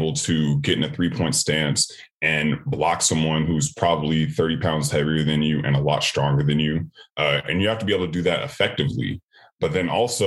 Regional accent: Sacramento, California, United States; moved away as an adult; also born or lived in Miami; I'm from Sacramento, California, and my school wasn't like a huge football school

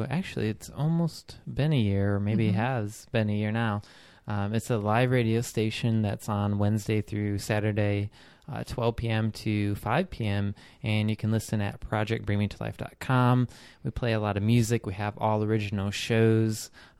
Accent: Michigan, United States; A lot of people from Michigan, where my hometown is, they come from there and get a lot of people from different places.

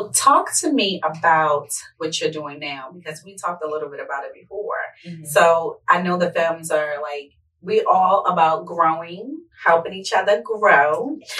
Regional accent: Baltimore, Maryland, United States; moved away; Like, I'm from Baltimore, so we don't play about our hair.

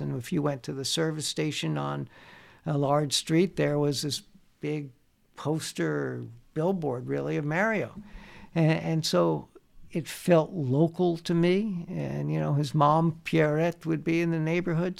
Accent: New Jersey, United States; moved away as an adult; also born or lived in Bayonne, New Jersey / Bound Brook, New Jersey; now in Montreal, Canada; growing up in New Jersey, I was in Bound Brook, New Jersey at the time

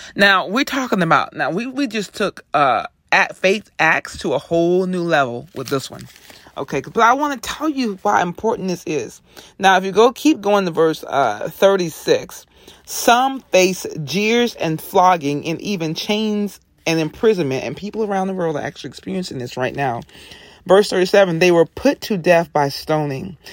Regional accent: the South, United States; I'm from the South

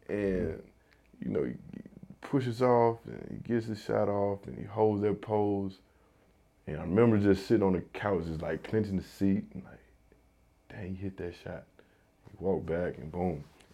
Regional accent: the South, United States; I'm from the South. So I'm gonna say a mixture of like the Southern cuisine, you know, the soul food, you know, with some barbecue in there

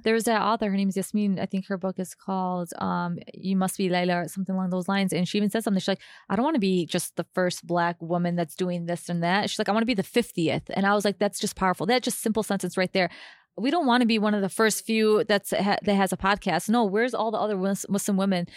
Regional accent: Chicago, Illinois, United States; Yes, we're from Chicago

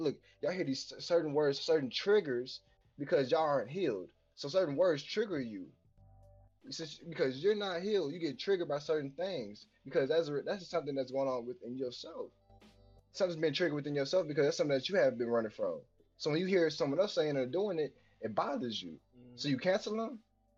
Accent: Nashville, Tennessee, United States; born or raised there

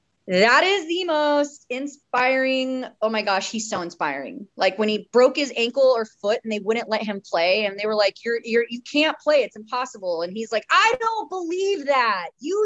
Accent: Oregon, United States; also born or lived in Houston, Texas; I did. I moved to Oregon when I was 5 from Houston, Texas.

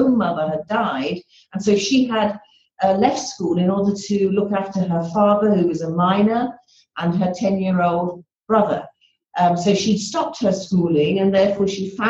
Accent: Liverpool, North West England, United Kingdom; moved away; also born or lived in London; I grew up in Liverpool. And I mean, when I was born into a very ordinary family in Liverpool

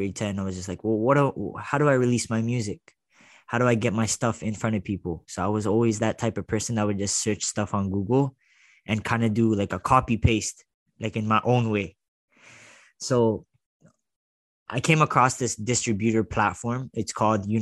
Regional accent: Toronto, Ontario, Canada; I was from Toronto.

